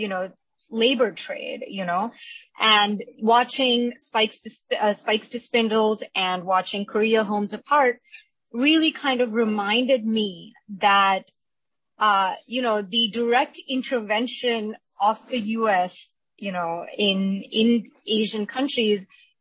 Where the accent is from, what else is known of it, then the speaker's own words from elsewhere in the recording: India; now in United States; I'm Indian. My historical and contemporary experiences growing up in India and as an Indian immigrant